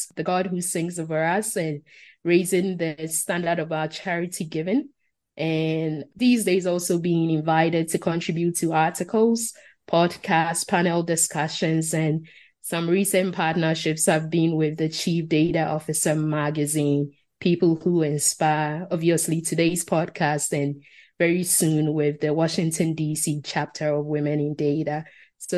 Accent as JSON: {"language": "English", "country": "Ghana", "first_language": "Asante Twi", "second_language": "English", "moved": "yes", "said": "my native language, Asante Chi from Ghana"}